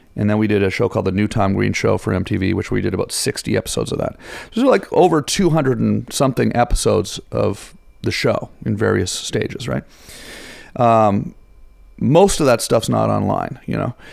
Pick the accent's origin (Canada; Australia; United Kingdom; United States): Canada; Ottawa, Ontario; moved away; I'm from Ottawa.